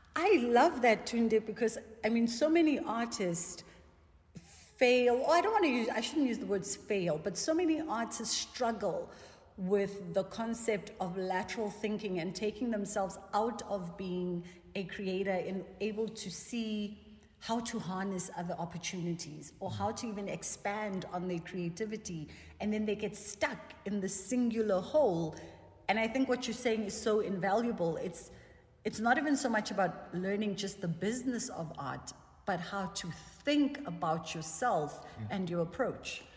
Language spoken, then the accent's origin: English; South Africa; as a South African